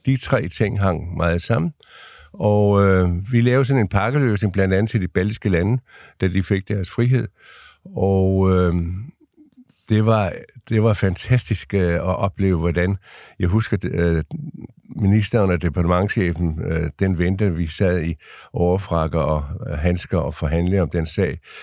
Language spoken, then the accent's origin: Danish; Lolland-Falster, Zealand, Denmark; moved away; also born or lived in Ringsted; nu kommer jeg ned fra Lolland Falster